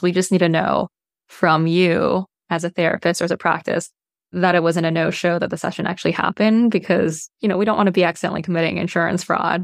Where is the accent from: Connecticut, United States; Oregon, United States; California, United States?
California, United States; Bay Area; I grew up in the Bay Area in California